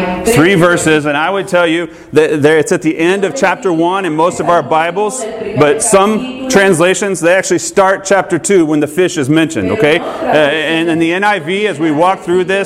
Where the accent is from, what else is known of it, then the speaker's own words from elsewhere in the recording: Georgia, United States; I grew up in Georgia